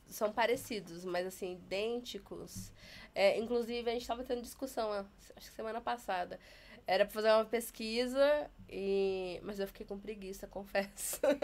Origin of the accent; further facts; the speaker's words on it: Taubaté, São Paulo, Brazil; now in São Paulo, Brazil; Na minha cidade, eu sou de Taubaté